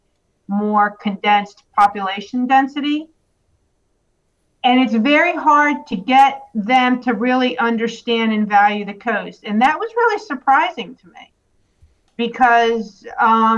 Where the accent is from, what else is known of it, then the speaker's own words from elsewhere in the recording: Baltimore, Maryland, United States; now in Wilmington, United States; I'm also from Baltimore